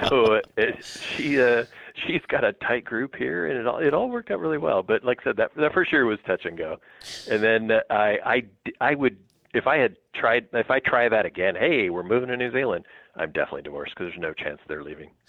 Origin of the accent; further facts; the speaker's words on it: Southern California, United States; moved away as an adult; also born or lived in East Coast; now in Wisconsin, United States; but grew up in SoCal, and most of my career was in SoCal